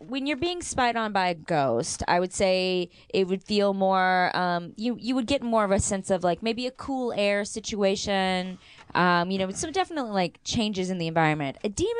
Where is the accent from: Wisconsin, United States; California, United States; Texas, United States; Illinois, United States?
California, United States; as a Californian, you are definitely judged if you're doing too much stuff with water.